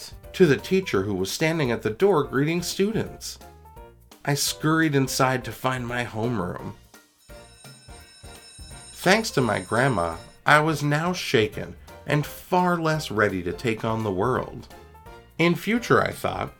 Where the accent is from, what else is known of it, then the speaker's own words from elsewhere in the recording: Toronto, Ontario, Canada; I was growing up in Scarborough, which was and is this amazing mix of people from all parts of the world